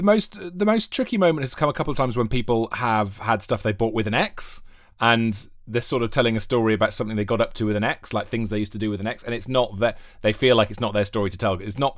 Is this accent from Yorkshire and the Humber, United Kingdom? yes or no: no; Wales, United Kingdom; accent: Welsh; Yeah, I am Welsh. And Torchwood fans will know that from the Welsh accent, because it's a kind of a... natural Welsh accent. I grew up on the border with England